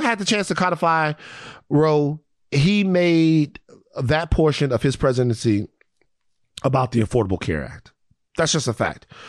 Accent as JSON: {"language": "English", "town": "Baton Rouge", "region": "Louisiana", "country": "United States", "said": "I'm from South Baton Rouge"}